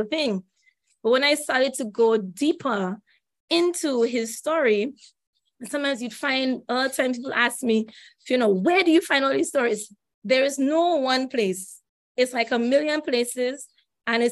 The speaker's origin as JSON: {"language": "English", "country": "St. Lucia", "tie": "born or raised there", "said": "I grew up in St. Lucia"}